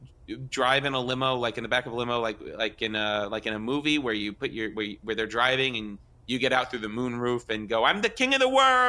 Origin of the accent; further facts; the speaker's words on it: New Jersey, United States; also born or lived in New York; So I grew up in Jersey. So it's like 30% New Jersey. And then when I went to school in New York, that had a pretty big effect on me.